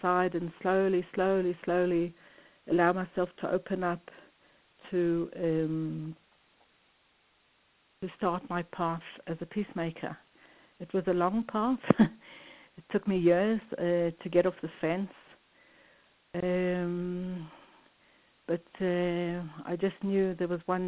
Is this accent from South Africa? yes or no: yes; South Africa; moved away; I grew up in South Africa in the separation and in the terrible pain of living the separation